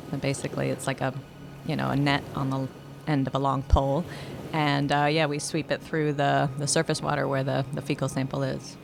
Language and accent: English; Miami, Florida, United States; now in Oregon, United States; I grew up in Miami